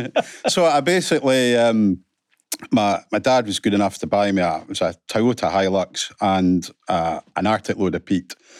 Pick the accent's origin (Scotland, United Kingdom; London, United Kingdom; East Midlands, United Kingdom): Scotland, United Kingdom; Aberdeen; also born or lived in Alva / Callander; I went to three academies, um, originally Ellen Academy up in Aberdeen